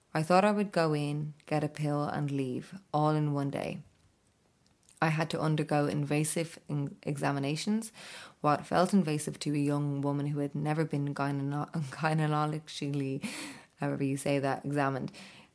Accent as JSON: {"language": "English", "country": "Ireland", "said": "They knew by my accent when booking the appointment that I was Irish."}